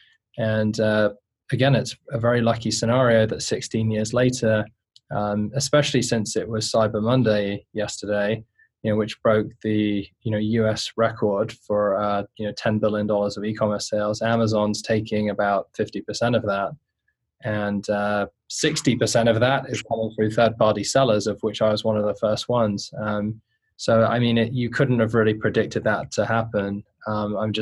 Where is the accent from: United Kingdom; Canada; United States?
United Kingdom; London; I grew up in inner city London, not a very nice neighborhood of southwest London